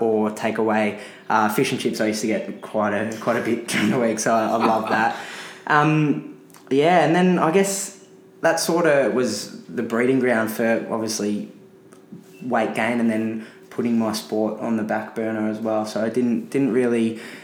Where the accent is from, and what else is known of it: Melbourne, Victoria, Australia; born or raised there